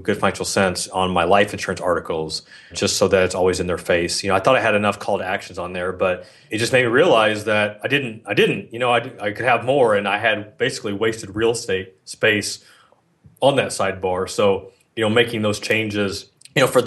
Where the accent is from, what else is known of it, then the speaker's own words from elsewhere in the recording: Philippines; I'm Filipino